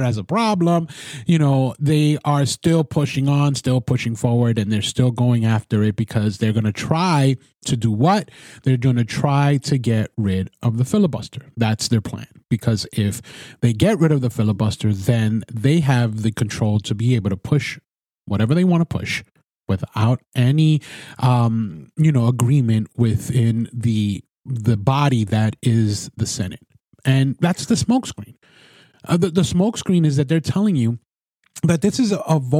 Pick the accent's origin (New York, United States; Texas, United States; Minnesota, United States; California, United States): New York, United States; New York City; also born or lived in Brooklyn; I used to live in the Bronx, born and raised in the Bronx, and then I moved to Brooklyn